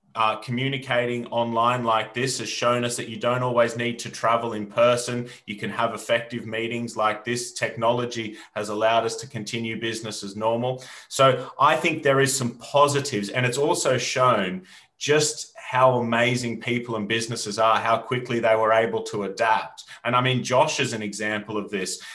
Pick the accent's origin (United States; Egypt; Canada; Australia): Australia; moved away as an adult; now in United Kingdom; when I was a young boy growing up in Australia in the bush